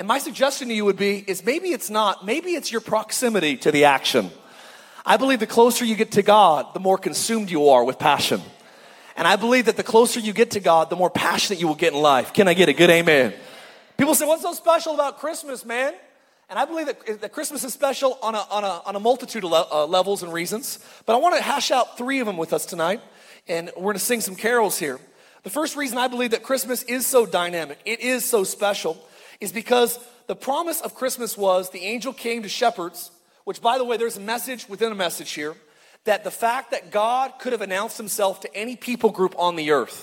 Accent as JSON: {"language": "English", "town": "Palmdale", "region": "California", "country": "United States", "said": "I'm from Palmdale."}